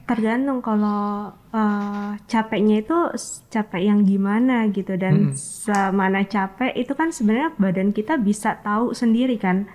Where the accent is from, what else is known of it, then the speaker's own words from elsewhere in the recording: Lampung, Indonesia; moved away; aku dari Lampung